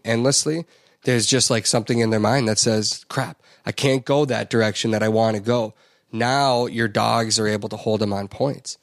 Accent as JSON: {"language": "English", "region": "Minnesota", "country": "United States", "tie": "born or raised there", "said": "heading back to Minnesota."}